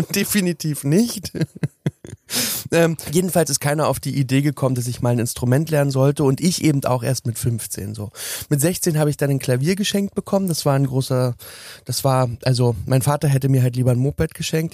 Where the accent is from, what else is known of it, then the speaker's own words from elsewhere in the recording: Berlin, Germany; ich bin 1983 geboren worden in Berlin Lichtenberg